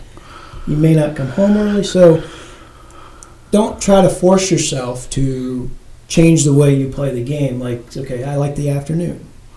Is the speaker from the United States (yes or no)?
yes; Pennsylvania, United States; It's like I'm being from Pennsylvania and Heslin.